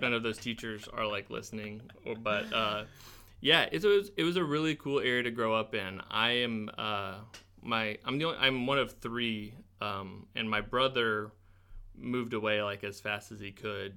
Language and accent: English; Springfield, Missouri, United States; I grew up in Springfield, uh, well, just east of town. I went to Rogersville, um, School District.